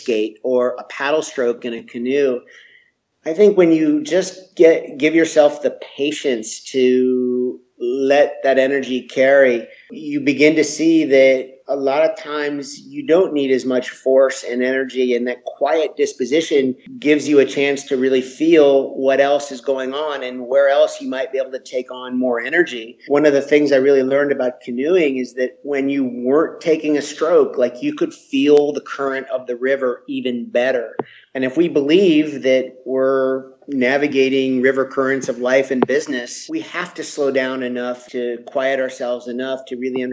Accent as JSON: {"language": "English", "town": "Washington", "region": "District of Columbia", "country": "United States", "tie": "born or raised there", "said": "So I grew up in the Washington, D.C. area"}